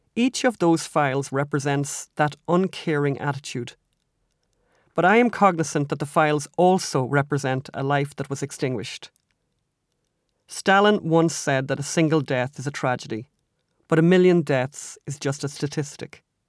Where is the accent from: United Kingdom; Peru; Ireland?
Ireland; now in United States; We're from Ireland.